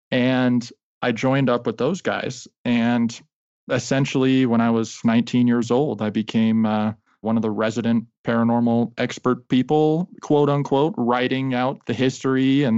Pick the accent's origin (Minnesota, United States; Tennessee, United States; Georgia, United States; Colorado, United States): Colorado, United States; I was born and raised here in Colorado at the foothills of the Rocky Mountains.